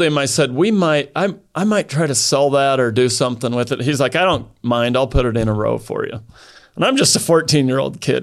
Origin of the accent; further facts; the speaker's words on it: Idaho, United States; also born or lived in southern France; I grew up in Idaho. And, uh, grew up on a farm.